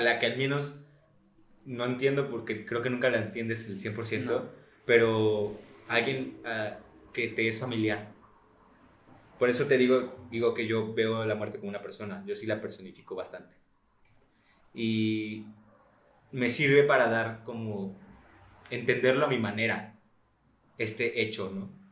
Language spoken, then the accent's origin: Spanish; Mexico; uno como mexicano